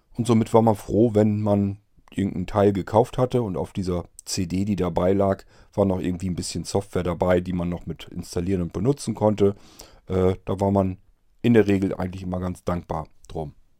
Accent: Germany; bei uns in Deutschland

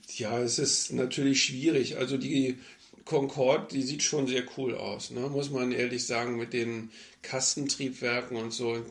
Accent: Berlin, Germany; moved away as an adult; now in Hanover, Germany; eigentlich wollte ich gerne wieder zurück nach Berlin. Äh, klar, meine Heimatstadt.

